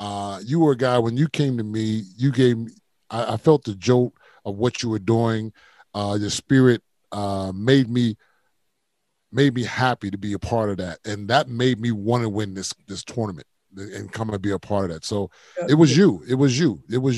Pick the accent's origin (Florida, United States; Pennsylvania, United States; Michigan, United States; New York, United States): Pennsylvania, United States; because I'm from Pennsylvania.